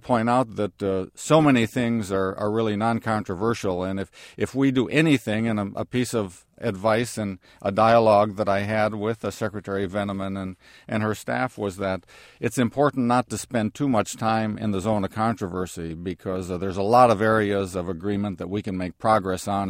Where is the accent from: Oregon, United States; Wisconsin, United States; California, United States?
Wisconsin, United States; my home state, of uh, Wisconsin